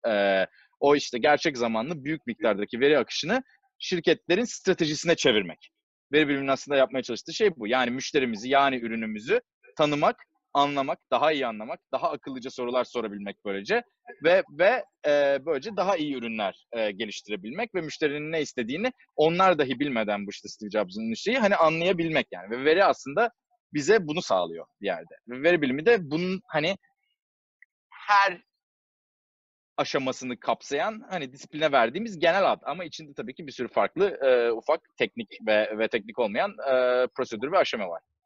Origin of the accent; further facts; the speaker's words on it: Istanbul, Turkey; moved away as an adult; now in Silicon Valley, United States; 1989 e, senesinde İstanbul'da doğdum.